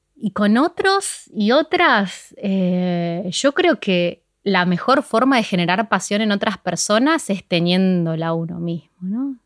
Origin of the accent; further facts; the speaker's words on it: Ciudad Evita, Buenos Aires Province, Argentina; empecé justo en Ciudad de Vita, que es de donde yo soy